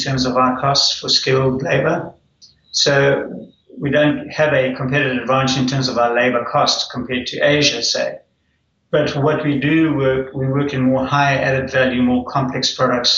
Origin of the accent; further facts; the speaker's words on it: Zimbabwe; moved away as an adult; also born or lived in South Africa; now in Auckland, New Zealand; I was born when it was Rhodesia, and I grew up there.